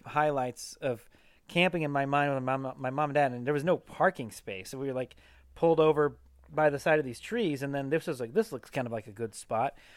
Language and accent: English; Pacific Northwest, United States; I grew up in the Pacific Northwest